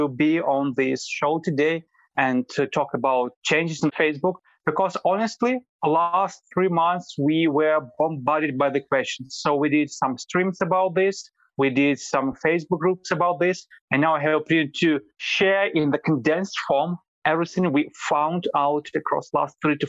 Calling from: Vilnius, Lithuania; I'm calling from Vilnius, Lithuania.

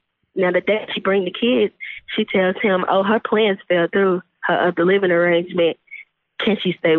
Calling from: Texas, United States; calling from Texas.

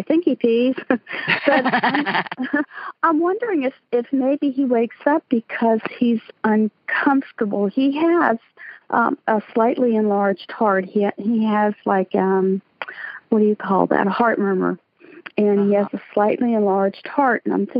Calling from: Altoona, Pennsylvania, United States; I'm calling from Altoona, Pennsylvania

